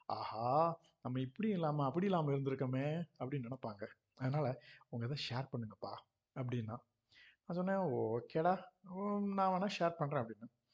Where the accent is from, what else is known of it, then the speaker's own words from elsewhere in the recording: Ilanthaikulam, Tamil Nadu, India; also born or lived in Srivilliputhur; சின்ன ஒரு இளந்தை குளத்தில் பிறந்து